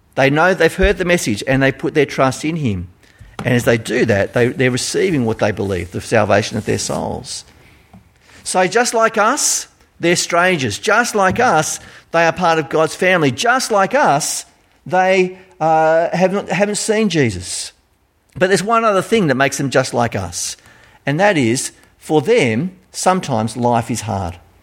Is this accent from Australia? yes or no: yes; Australia; accent: Australian; my Australian accent